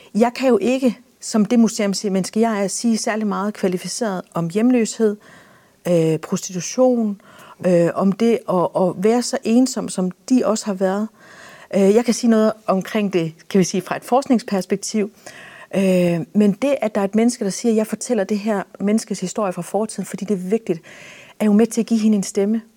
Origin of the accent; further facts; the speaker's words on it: Denmark; vi som danskere